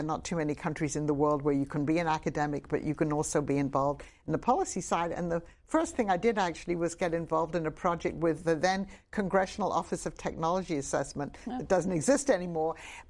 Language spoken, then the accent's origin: English; England, United Kingdom; I grew up in England, and I took a boat from London to Leningrad, as it then was. I didn't speak a word of Russian